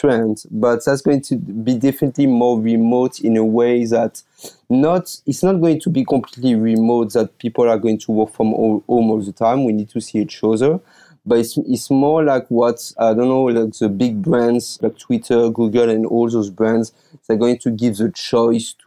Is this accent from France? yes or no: yes; France; English is a second language; moved away as an adult; now in Taiwan; I'm calling from Taiwan, but as you probably can hear my accent, I'm originally from France.